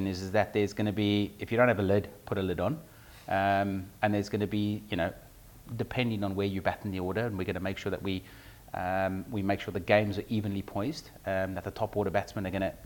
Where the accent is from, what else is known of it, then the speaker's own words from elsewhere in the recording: South Africa; moved away; as a South African, that's what you grow up doing.